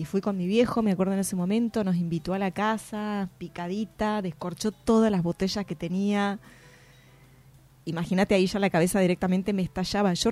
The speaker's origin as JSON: {"language": "Spanish", "region": "Salta", "country": "Argentina", "also_born_or_lived": "La Plata / Boedo, Buenos Aires", "moved": "yes", "lives_now": "Buenos Aires, Argentina", "said": "soy salteña."}